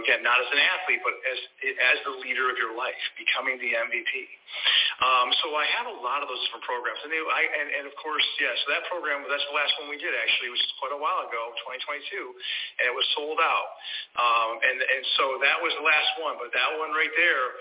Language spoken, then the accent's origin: English; Syracuse, New York, United States; also born or lived in Lowville, New York; now in Longwood, United States; I'm originally from the Northeast, Syracuse, New York